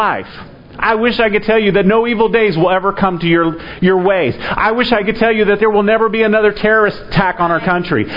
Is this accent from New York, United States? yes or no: no; Florida, United States; I was raised in Florida